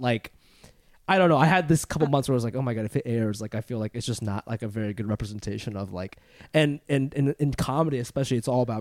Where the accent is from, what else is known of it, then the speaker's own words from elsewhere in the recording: Funabashi, Chiba, Japan; born there; Uh, I was born in Funabashi, Chiba, in Japan.